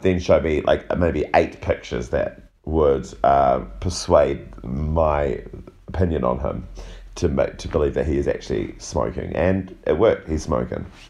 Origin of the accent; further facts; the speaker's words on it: New Zealand; being a New Zealander